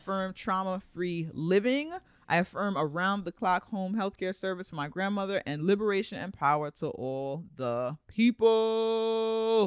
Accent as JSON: {"language": "English", "region": "New York", "country": "United States", "said": "I'm a New Yorker"}